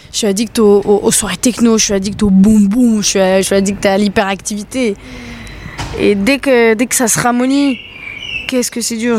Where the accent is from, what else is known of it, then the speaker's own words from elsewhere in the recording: New Caledonia; moved away as an adult; also born or lived in United States; quand je suis rentrée chez moi en Nouvelle-Calédonie